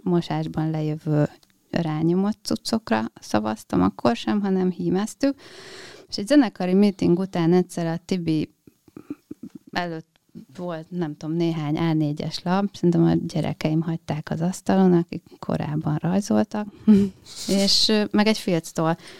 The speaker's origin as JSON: {"language": "Hungarian", "town": "Dunaföldvár", "region": "Tolna", "country": "Hungary", "tie": "born or raised there", "said": "a Janival én együtt nőttem föl Dunaföldváron"}